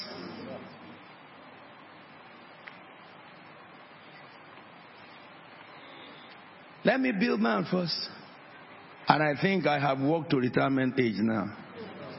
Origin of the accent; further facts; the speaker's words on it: Nigeria; moved away; I was born in Nigeria